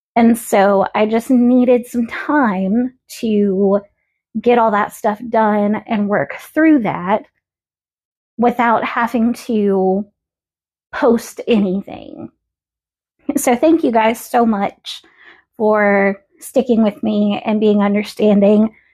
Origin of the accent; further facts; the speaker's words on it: the South, United States; accent: Southern; I may have been born and raised in the South, but I am not your typical Southern belle. I know the Southern accent comes out sometimes. I know that I say y'all